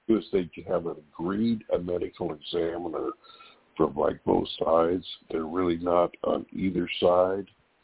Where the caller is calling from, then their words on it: California, United States; Hey, it's … from California.